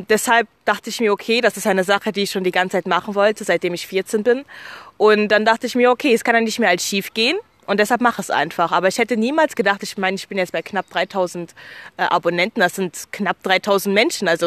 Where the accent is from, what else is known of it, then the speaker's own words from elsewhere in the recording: Germany; born there; deshalb würde ich schon bezeichnen, dass Deutschland meine Heimatstadt ist allgemein, weil ich einfach hier geboren wurde.